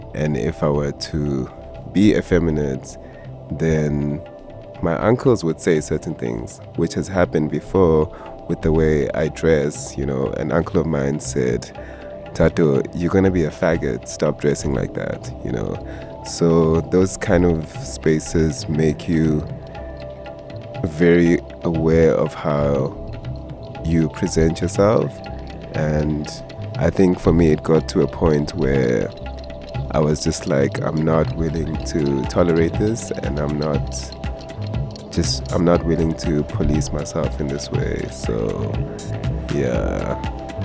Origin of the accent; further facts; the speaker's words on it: Katlehong, Gauteng, South Africa; I'm from Katlehong, which is in the east end of Johannesburg.